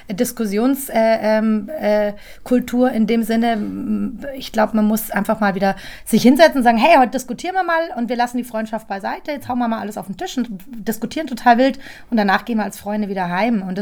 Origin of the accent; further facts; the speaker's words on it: Munich, Bavaria, Germany; Also ich finde München auch. Ich lasse nichts auf mein München kommen. München, du meine Heimat, du.